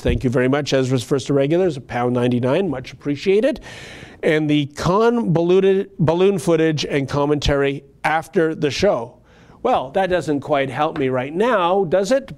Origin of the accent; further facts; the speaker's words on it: Canada; I, as a Canadian